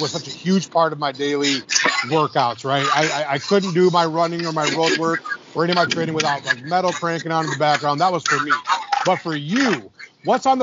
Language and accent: English; Detroit, Michigan, United States; I'm from Detroit, so I was just right across the bridge from Canada my entire life growing up.